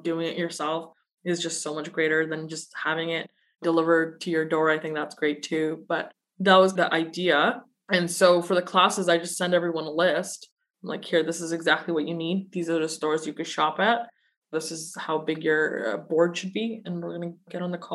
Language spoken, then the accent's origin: English; Burnaby, British Columbia, Canada; also born or lived in Pakistan / Russia / Surrey, British Columbia; I grew up in Burnaby and Surrey